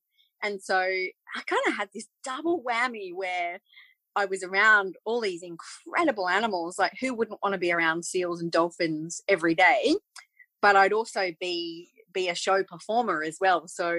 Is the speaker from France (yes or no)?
no; England, United Kingdom; moved away; So we emigrated from England back in 1982. And part of the reason why we did that was because my parents always wanted a farm.